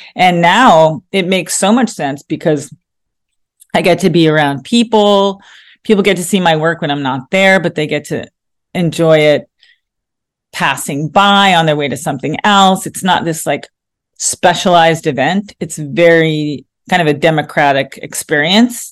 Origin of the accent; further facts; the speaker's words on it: New York, United States; growing up in New York, I realized that was who I was